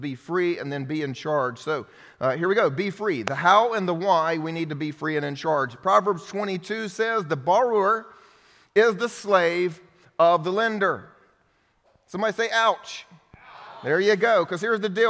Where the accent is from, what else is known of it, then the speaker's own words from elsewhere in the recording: United States; also born or lived in Romania; as the American, I was living off of all of the blessings and financial support of all of my friends that helped send me to the mission field